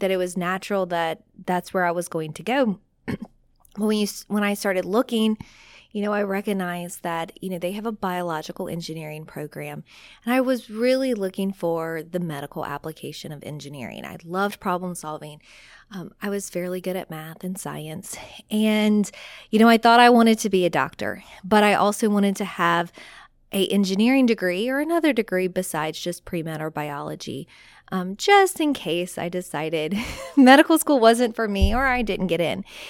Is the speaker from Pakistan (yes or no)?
no; South Louisiana, United States; I am from South Louisiana